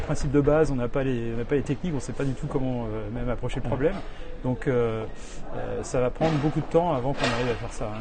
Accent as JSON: {"language": "French", "country": "France", "moved": "as an adult", "lives_now": "New York, United States", "said": "je suis français, euh, je, suis, je vis aux États-Unis depuis 30 ans."}